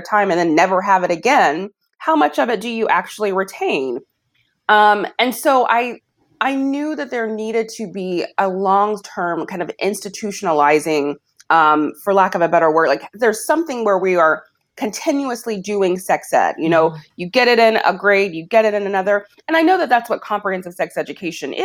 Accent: Alabama, United States; I'm from Alabama. I didn't have sex education

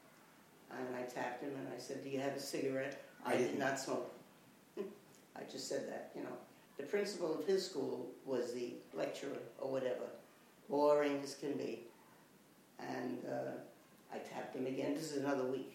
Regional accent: New York, United States; Bronx, New York

